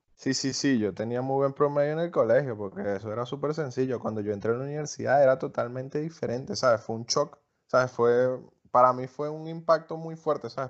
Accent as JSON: {"language": "Spanish", "country": "Venezuela"}